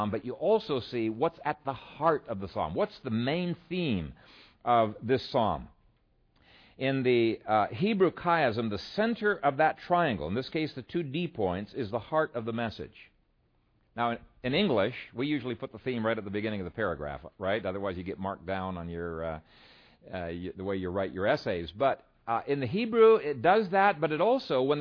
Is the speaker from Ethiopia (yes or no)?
yes; Ethiopia; now in Omaha, United States; when we were growing up in Ethiopia